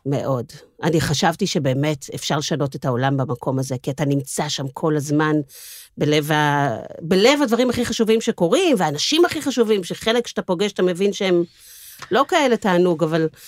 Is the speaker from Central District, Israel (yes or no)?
no; Tel Aviv, Tel Aviv District, Israel; אני דור uh, שלישי, יש מחלוקת אם זה שלישי או רביעי בתל אביב